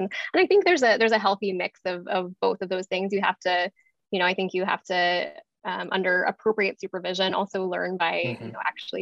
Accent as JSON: {"language": "English", "town": "Atlanta", "region": "Georgia", "country": "United States", "tie": "born or raised there", "said": "I grew up in Atlanta"}